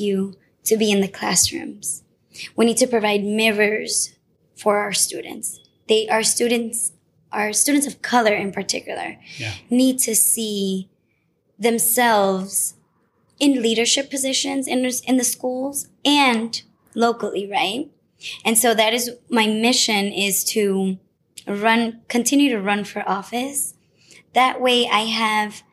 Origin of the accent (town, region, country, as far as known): Chelsea, Massachusetts, United States; born or raised there